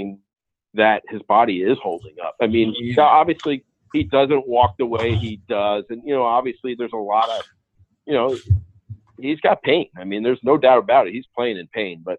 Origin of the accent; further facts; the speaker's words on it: Paramus, New Jersey, United States; where I grew up in Paramus